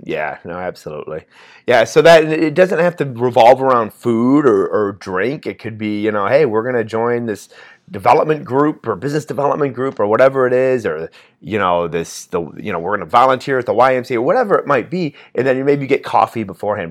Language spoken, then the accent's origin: English; Indiana, United States; we're from Indiana